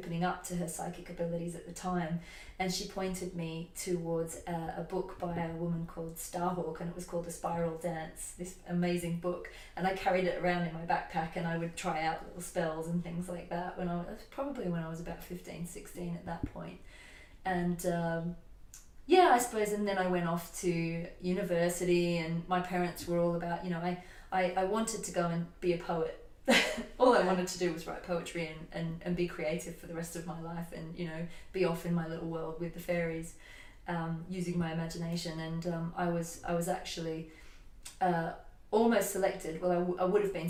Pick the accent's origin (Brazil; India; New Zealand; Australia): Australia; moved away as an adult; now in United Kingdom; When I was 21, I moved from Australia to the UK, and I was in a relationship.